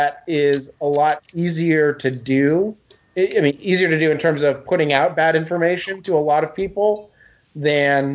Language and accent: English; New England, United States; I grew up in New England, so if we said y'all, we would get beaten.